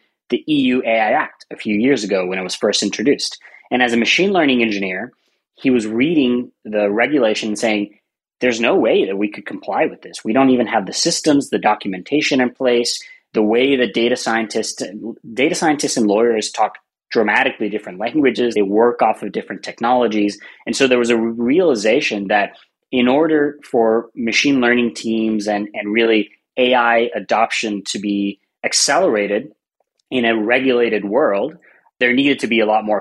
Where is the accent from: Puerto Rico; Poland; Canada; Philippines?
Puerto Rico; moved away; I'm originally from Puerto Rico, so we use both of our last names